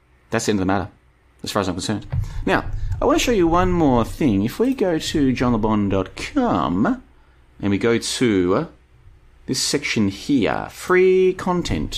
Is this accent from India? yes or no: no; Australia; now in Bulgaria; I grew up in Australia. I've been around Asia. Now I'm here in Europe.